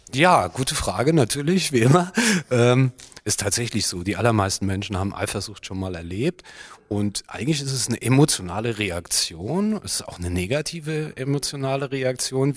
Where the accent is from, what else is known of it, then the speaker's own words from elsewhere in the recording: Germany; bei uns in Deutschland